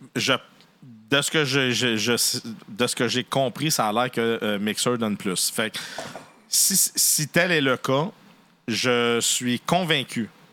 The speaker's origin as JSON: {"language": "French", "country": "Canada", "said": "chez nous au Canada"}